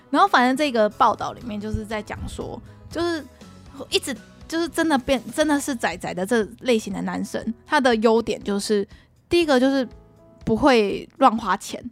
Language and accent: Chinese; Taiwan; 我们台湾人